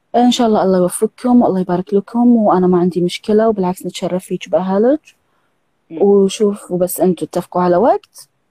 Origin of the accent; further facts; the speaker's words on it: Kuwait; من الكويت